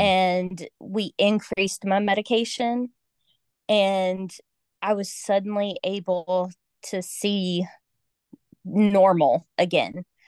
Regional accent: Georgia, United States; moved away as an adult; I grew up in Georgia, and my family is still in Georgia

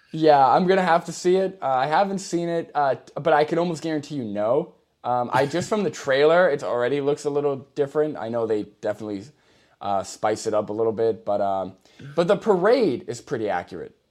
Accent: New York, United States; now in Massachusetts, United States; I'm originally from New York.

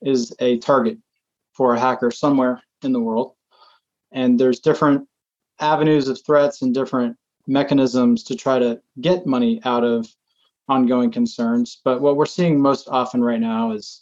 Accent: Atlanta, Georgia, United States; moved away as an adult; also born or lived in Virginia; now in Portland, Maine, United States; I'm from Atlanta originally. I grew up in Metro Atlanta

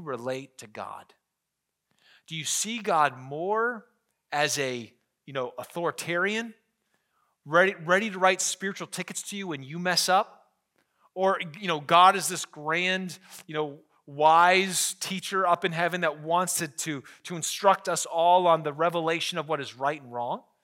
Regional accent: Scranton, Pennsylvania, United States; I'm from Scranton

